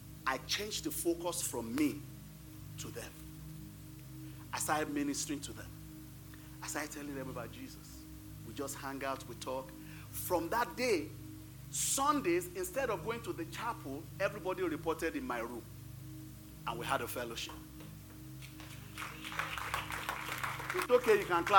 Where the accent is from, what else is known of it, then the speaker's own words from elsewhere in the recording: Nigeria; moved away as an adult; now in United States; I came to the United States November 8th. We left Nigeria November 7th.